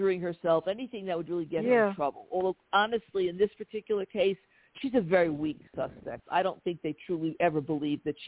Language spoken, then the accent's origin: English; New York City, New York, United States; I'm from this part of the world